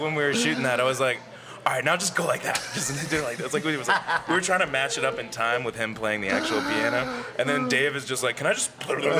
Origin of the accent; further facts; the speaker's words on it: St. Petersburg, Florida, United States; also born or lived in Thibodaux, Louisiana; now in New Orleans, United States; I grew up in St. Petersburg, Florida. I was born in Thibodaux.